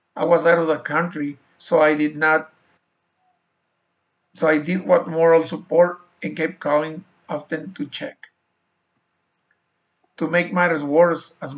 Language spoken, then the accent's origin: English; Mexico; moved away as an adult; also born or lived in Sonora, Mexico / Arizona, United States; I was born and raised in Mexico.